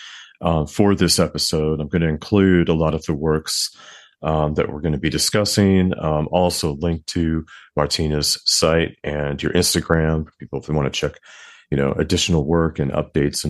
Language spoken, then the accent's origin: English; United States; now in New York, United States; I'm in New York, and I'm American and raised American